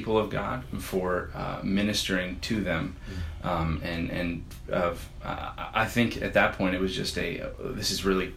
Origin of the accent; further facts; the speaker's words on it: New Jersey, United States; also born or lived in Chambersburg, Pennsylvania; I was born in Pennsylvania, in Chambersburg, Pennsylvania. It's a southern border of Pennsylvania, and then moved to New Jersey, I think when I was 9.